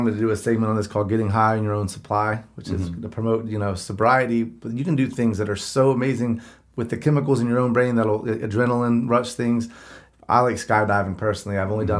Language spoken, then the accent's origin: English; North Carolina, United States; I'm from North Carolina